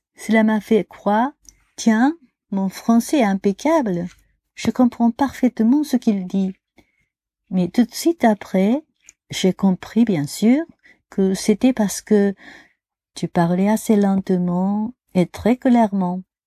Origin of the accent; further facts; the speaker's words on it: Japan; French is a second language; Chez nous au Japon